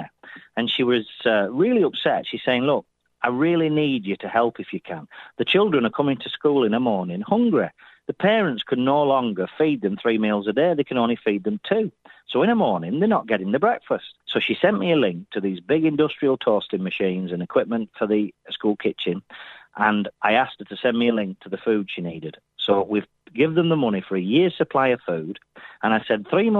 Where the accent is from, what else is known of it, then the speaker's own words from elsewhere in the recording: Burnley, North West England, United Kingdom; I'm from Burnley